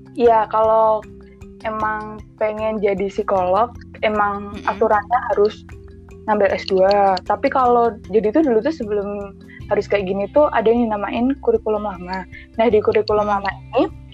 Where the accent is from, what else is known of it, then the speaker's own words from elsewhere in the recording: Magelang, Central Java, Indonesia; moved away as an adult; now in Yogyakarta, Indonesia; aku aslinya orang Magelang